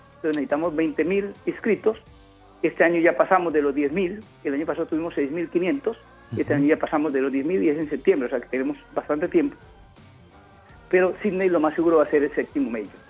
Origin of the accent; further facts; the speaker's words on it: Juradó, Chocó, Colombia; moved away; also born or lived in Buenaventura, Colombia / Quibdó, Colombia / Cali, Colombia / United States; yo nací en Buenaventura, me crié en Jurado Chocó, en la frontera con Panamá, en el Pacífico, luego vine a Quibdó y a Cali.